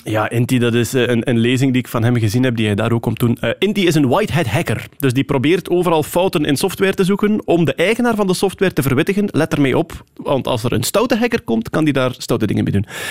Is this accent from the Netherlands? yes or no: no; Wachtebeke, Flanders, Belgium; now in Sint-Amandsberg, Belgium; ik ben wel onmiddellijk eh, naar de beschaving gebracht in Wachtebeke